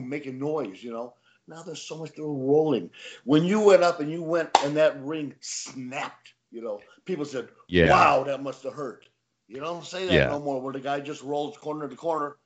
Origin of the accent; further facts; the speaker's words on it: Detroit, Michigan, United States; moved away; I was raised back in Detroit